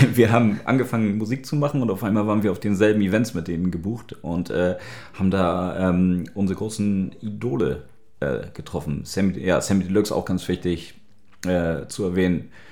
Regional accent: Hamburg, Germany; born or raised there; moved away as an adult; now in Berlin, Germany

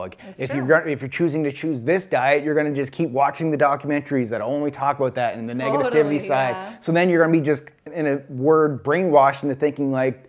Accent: Canada; moved away as an adult; now in United States; being a Canadian

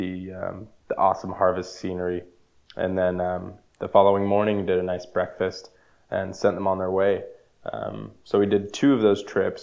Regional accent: El Dorado Hills, California, United States; growing up in El Dorado Hills, it was kind of pre-development when I moved up there

